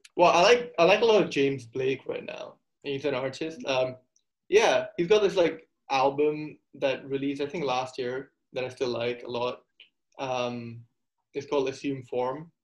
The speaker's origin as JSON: {"language": "English", "country": "Singapore", "tie": "born or raised there", "also_born_or_lived": "India", "said": "I'm from Singapore. I've lived here basically my whole life. I mean, my, I was born in India, but my parents moved here when I was two years old."}